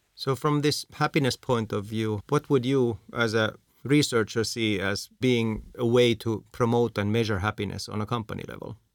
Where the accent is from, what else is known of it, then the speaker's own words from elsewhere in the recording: Finland; I'm from Finland